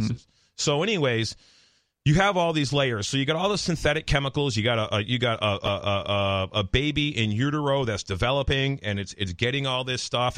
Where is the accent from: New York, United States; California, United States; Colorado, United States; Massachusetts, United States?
Massachusetts, United States; Palmer; I grew up in Palmer.